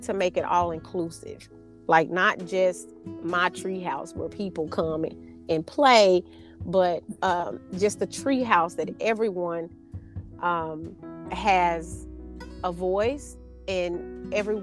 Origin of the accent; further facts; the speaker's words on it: Arkansas, United States; I'm from Arkansas, which is the natural state